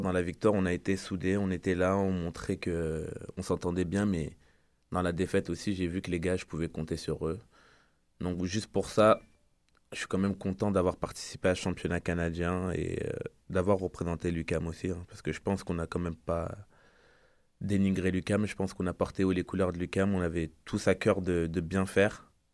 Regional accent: France; moved away as an adult; je viens de France

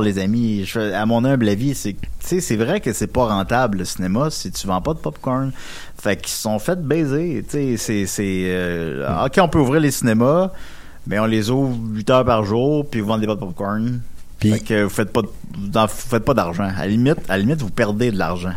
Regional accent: Quebec City, Quebec, Canada; je viens de Québec

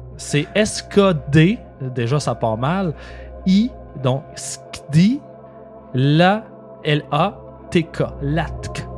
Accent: Laval, Quebec, Canada; j'ai grandi à Laval

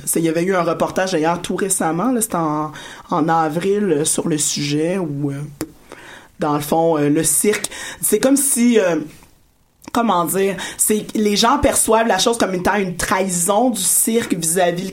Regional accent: Montreal, Quebec, Canada; je suis née dans Saint-Michel euh, sur le boulevard Pineuf

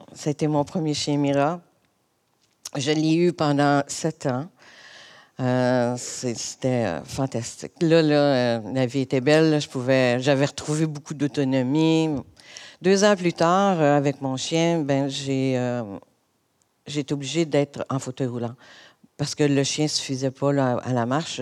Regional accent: Montreal, Quebec, Canada; je suis originaire de Montréal. J'ai, euh, en fait, j'ai toujours habité l'est de l'île.

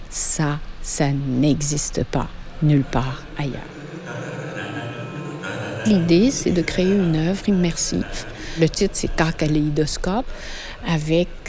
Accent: France; moved away as an adult; je suis française, je suis arrivée ici il y a deux ans et demi.

